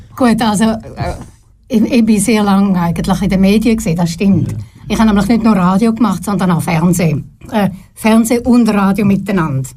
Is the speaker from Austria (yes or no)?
no; Herisau, Appenzell Ausserrhoden, Switzerland; also born or lived in Trogen / Zurich; Ich bin nämlich im Appenzellerland aufgewachsen